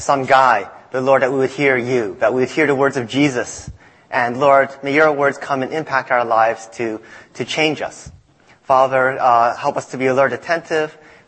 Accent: Nova Scotia, Canada; also born or lived in Boston, United States; now in United States; I grew up in Canada.

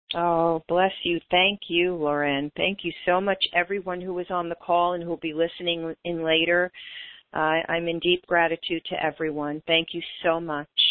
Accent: New York, United States; moved away as an adult; also born or lived in West Coast; being a New Yorker away from home

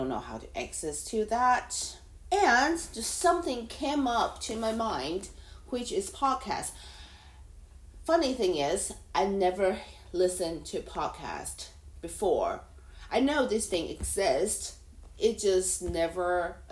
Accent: Taiwan; first language Mandarin; English is a second language; now in Hong Kong; I am a Taiwanese living in Hong Kong.

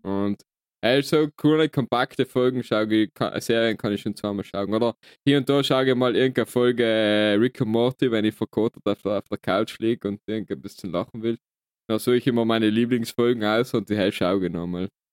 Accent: South Tyrol, Trentino-Alto Adige, Italy; wir haben halt das Glück, da geboren worden zu sein

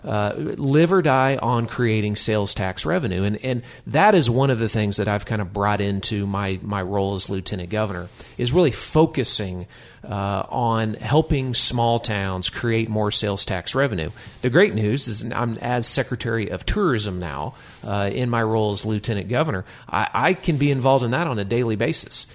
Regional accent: Tulsa, Oklahoma, United States; I grew up in Tulsa

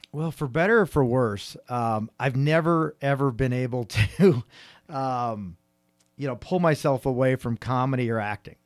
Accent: San Francisco Bay Area, California, United States; I'm from the San Francisco Bay Area

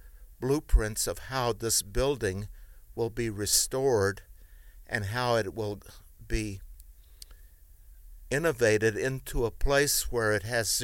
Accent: Kentucky, United States; also born or lived in Europe / Cleveland, Ohio / Memphis / Houston; now in Chicago, United States; Originally, I was born in Europe but raised in Kentucky

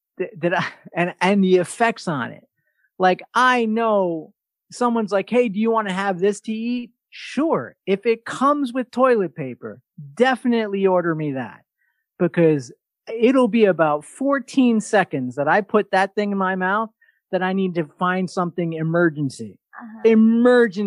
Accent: New York, United States; from New York

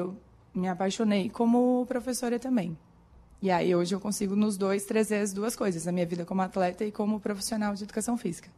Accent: Corupá, Santa Catarina, Brazil; moved away as an adult; now in Criciúma, Brazil; Eu sou de Corupá, no norte do estado, perto de Joinville, Jaraguá do Sul, lá pra cima.

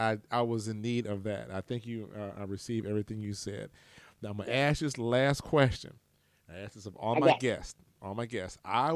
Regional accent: Huntsville, Alabama, United States; I was from Huntsville.

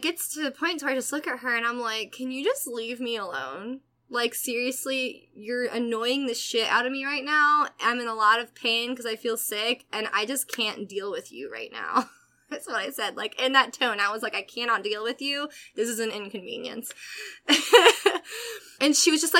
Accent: Atlanta, Georgia, United States; I grew up in Atlanta

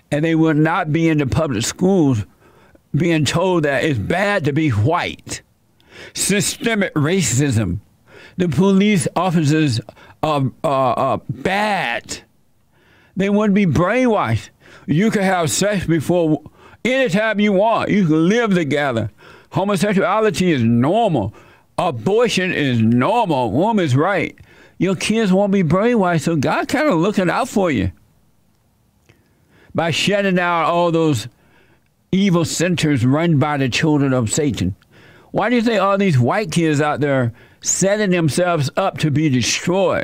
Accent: Dixie, the South, United States; I was born in Dixie

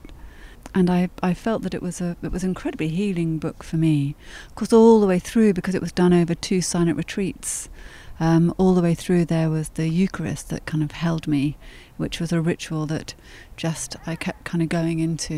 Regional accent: England, United Kingdom; also born or lived in France; in England, I'm mainly seen as English. Nobody thinks that I'm French, and I don't have a French accent

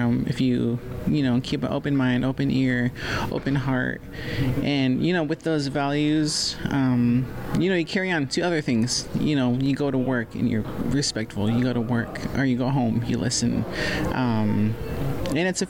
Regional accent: Muckleshoot, Washington, United States; I come from the Muckleshoot tribe

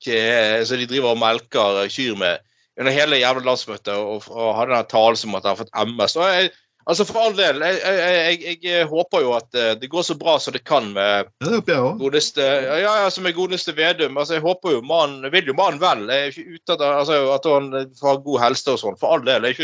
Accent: Northern Norway, Norway; accent: Northern Norwegian; På dialekten min i Nord-Norge så sier vi det sånn, liksom.

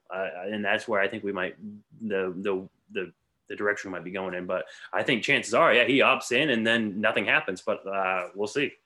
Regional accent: New England, United States; also born or lived in Fayetteville, North Carolina; New England raised, but I was born in North Carolina, Fayetteville

